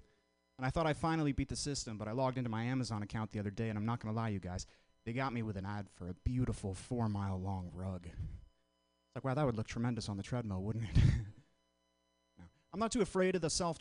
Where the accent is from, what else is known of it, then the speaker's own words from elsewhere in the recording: Vermont, United States; moved away as an adult; now in San Francisco, United States; I'm from the whitest state in the union, Vermont. I'm from the Northeast. I came all the way out to San Francisco last year. It's a weird place to grow up